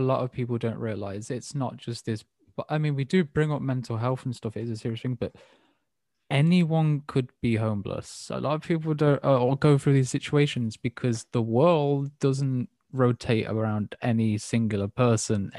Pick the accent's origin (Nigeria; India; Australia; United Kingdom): United Kingdom; England; as an English person